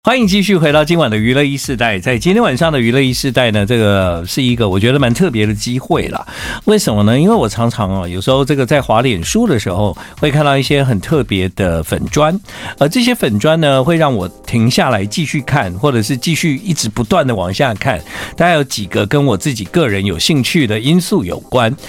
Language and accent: Chinese; Tainan, Taiwan; 土生土长的台南人